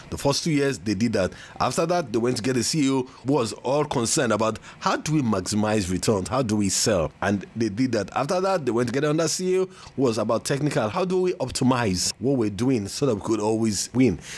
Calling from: Lagos, Nigeria; and I'm speaking from Lagos, Nigeria.

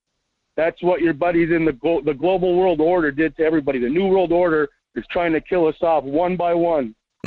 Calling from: Las Vegas, Nevada, United States; from Las Vegas.

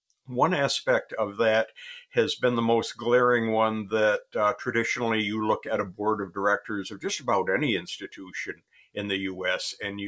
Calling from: Michigan, United States; Michigan. The very beginning of autumn here.

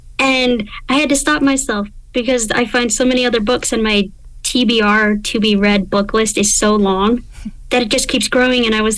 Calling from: Utah, United States; so I'm calling from Utah, which is in the western part of the United States.

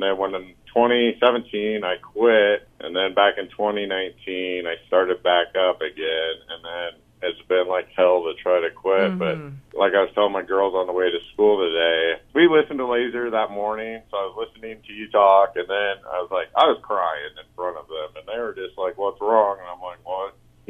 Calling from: Boone, Iowa, United States; from Boone.

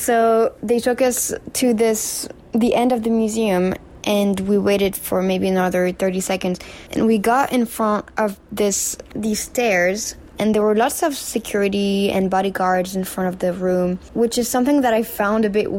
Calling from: New York, United States; Hi, Upside Down Podcast. … I'm sending this from New York.

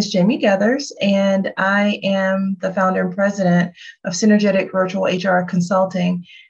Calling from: Atlanta, Georgia, United States; And I'm speaking from Atlanta, Georgia.

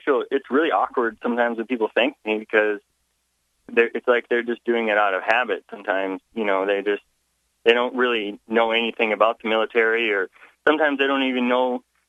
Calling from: Lincoln, Nebraska, United States

